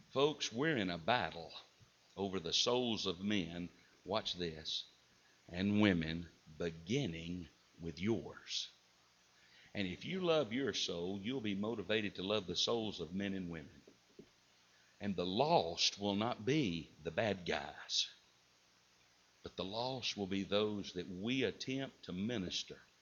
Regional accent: Southern United States, United States; accent: Southern; I'm well versed in Southern English. I know what y'all means

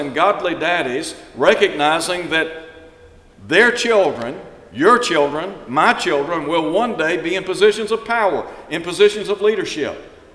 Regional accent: Chattanooga, Tennessee, United States; when I was a child growing up in Chattanooga, Tennessee

